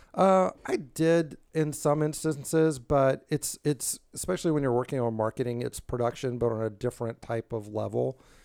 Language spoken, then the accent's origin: English; Tybee Island, Georgia, United States; also born or lived in California; now in Savannah, United States; I was born and raised on Tybee